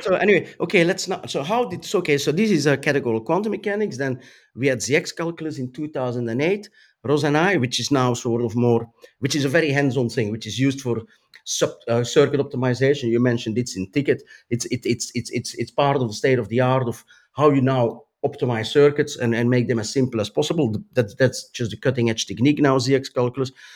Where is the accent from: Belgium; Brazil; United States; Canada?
Belgium; Flanders; also born or lived in Brussels; I grew up in a town in Belgium